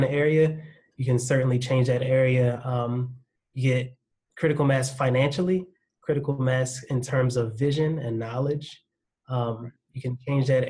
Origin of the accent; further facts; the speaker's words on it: Baltimore, Maryland, United States; accent: Baltimore; My Baltimore accent sometimes escapes me